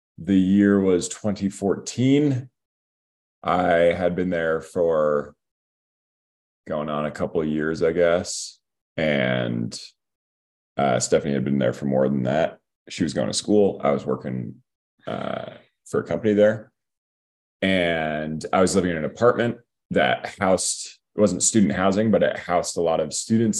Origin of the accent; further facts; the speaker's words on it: Seattle, Washington, United States; I am born and raised in Seattle